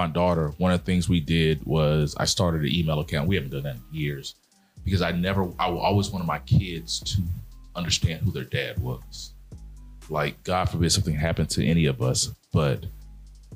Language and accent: English; Mobile, Alabama, United States; I'm from Mobile, Alabama. I grew up in the South